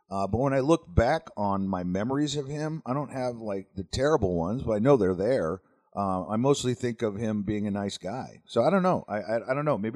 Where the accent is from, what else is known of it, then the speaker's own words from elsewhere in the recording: Las Vegas, Nevada, United States; my brother and I grew up around Las Vegas.